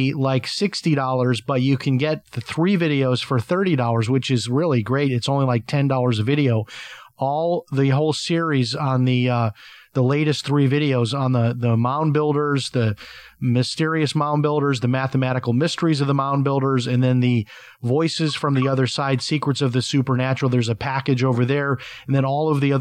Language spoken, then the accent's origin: English; Chicago, Illinois, United States